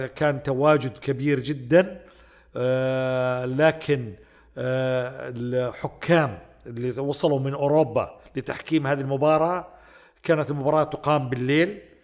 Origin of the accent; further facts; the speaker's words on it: Saudi Arabia; حنا كسعوديين